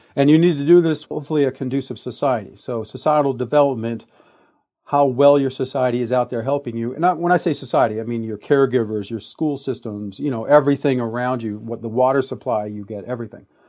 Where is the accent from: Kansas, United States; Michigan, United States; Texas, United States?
Michigan, United States; Detroit; I was born in Detroit, Michigan, in nineteen sixty-six